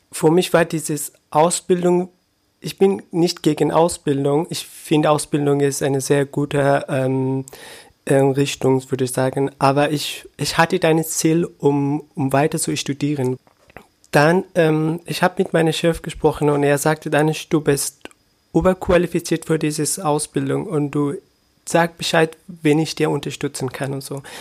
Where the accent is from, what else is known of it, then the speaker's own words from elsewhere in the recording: Afghanistan; German is a second language; moved away as an adult; now in Brandenburg an der Havel, Germany; Ich bin um 490 bin ich in Afghanistan geboren und zur Schule gegangen und auch der Uni. Und im 2015, am Ende 2015 bin ich nach Deutschland als Geflüchteter hergekommen.